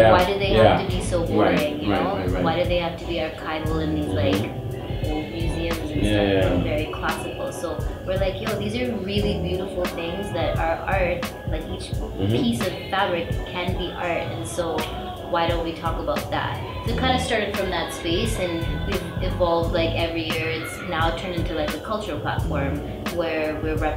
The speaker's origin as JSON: {"language": "English", "town": "Toronto", "region": "Ontario", "country": "Canada", "tie": "born or raised there", "also_born_or_lived": "Mumbai, India", "moved": "as an adult", "lives_now": "Delhi, India", "said": "We grew up in Toronto, so we would had a very Toronto diverse experience"}